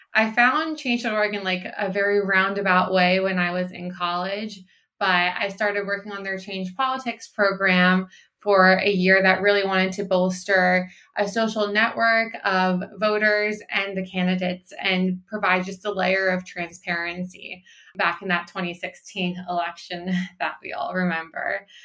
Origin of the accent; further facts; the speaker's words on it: Pennsylvania, United States; now in California, United States; my home state of Pennsylvania